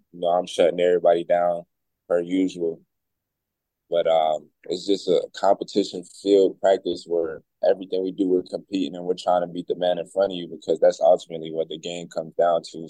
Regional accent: High Point, North Carolina, United States; moved away as an adult; now in Seattle, United States; I'm from High Point, North Carolina

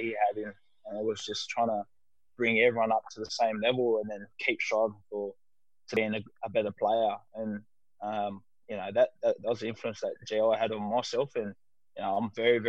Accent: Sydney, New South Wales, Australia; also born or lived in Manly; I grew up playing in the South area

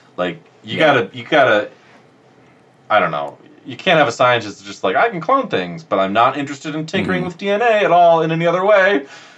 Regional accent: United States; as an American

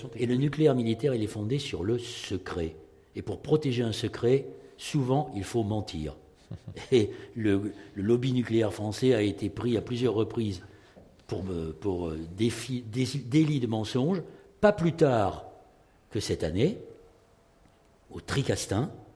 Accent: Bordeaux, Nouvelle-Aquitaine, France; moi, je suis de Bordeaux

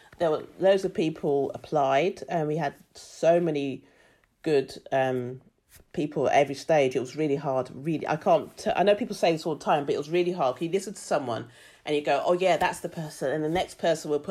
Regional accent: London, United Kingdom; moved away as an adult; also born or lived in Brighton; now in Australia; being black, growing up in London, moving to Brighton, living in Australia, have all shaped who I am

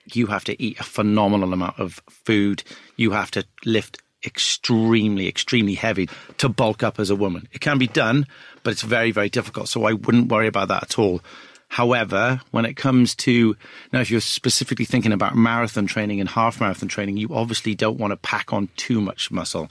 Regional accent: Wales, United Kingdom; I'm a Welsh guy.

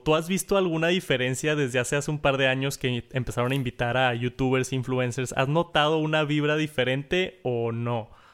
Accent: Mexico; soy de México

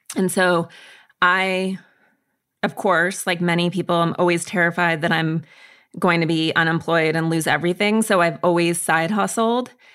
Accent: Montana, United States; I grew up in Montana and in the woods, essentially in isolation

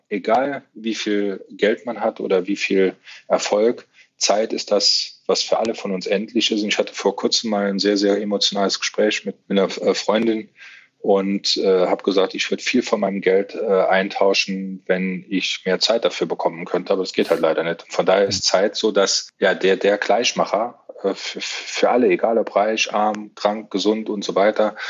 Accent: Saarland, Germany; Das ist meine Heimat, da fühle ich mich sehr, sehr wohl

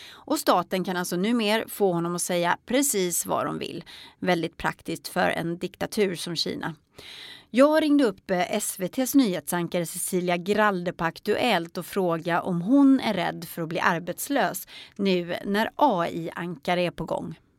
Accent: Sweden; tänker jag som svensk

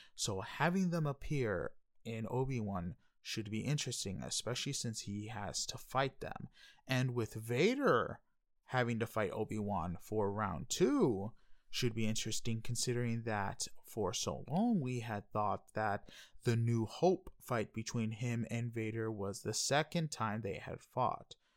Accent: New York City, New York, United States; now in Panama City, United States; I am a Hispanic from New York City, Queens, stuck in little old Panama City, Florida.

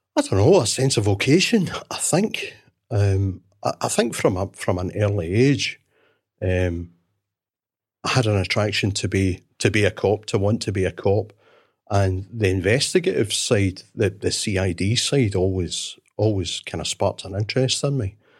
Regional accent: Glasgow, Scotland, United Kingdom; I was born and brought up in Glasgow

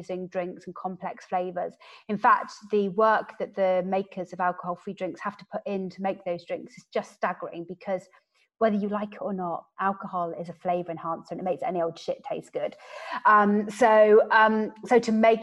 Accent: West Country, South West England, United Kingdom; I'm from the West Country

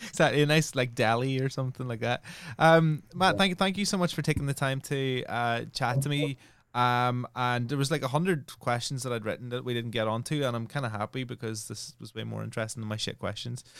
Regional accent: Northern Ireland, United Kingdom; I come from Northern Ireland, which was Catholics and Protestants

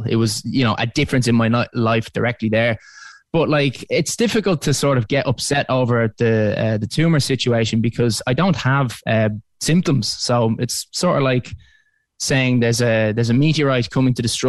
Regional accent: Dublin, Leinster, Ireland; I'm from Dublin. I'm currently there at the moment

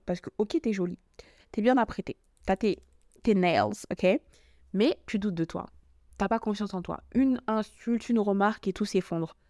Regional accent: Paris, Île-de-France, France; je suis française, enfin, parce que je suis parisienne

